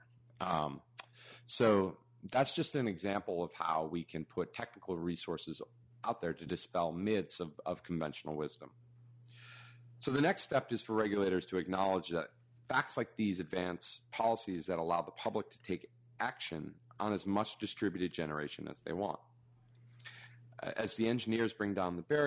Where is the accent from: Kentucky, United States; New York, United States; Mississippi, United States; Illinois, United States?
New York, United States; I'm a New Yorker